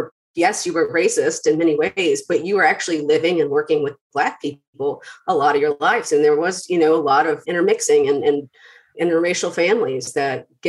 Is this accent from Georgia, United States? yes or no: yes; Atlanta, Georgia, United States; also born or lived in southern Mississippi; So I was born in southern Mississippi because my parents were in school down there, but I lived in metro Atlanta most of my life.